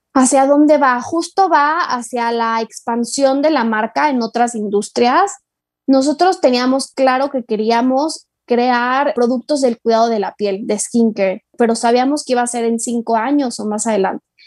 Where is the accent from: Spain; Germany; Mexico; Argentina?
Mexico